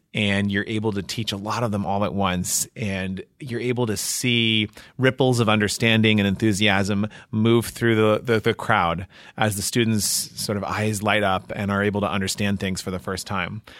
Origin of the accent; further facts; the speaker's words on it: Washington, District of Columbia, United States; moved away as an adult; also born or lived in Massachusetts / New Jersey; now in Indiana, United States; I was born in D C and grew up in the suburbs just outside of Washington